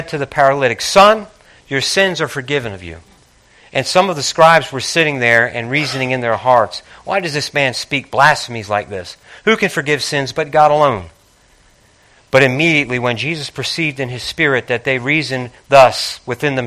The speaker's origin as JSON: {"language": "English", "region": "Northeast", "country": "United States", "tie": "born or raised there", "said": "I grew up in the Northeast, and I grew up with some people that had a lot of nerve."}